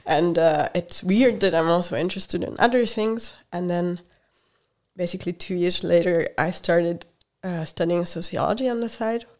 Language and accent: English; Hungary; English is a second language; moved away; also born or lived in Germany; I grew up in Hungary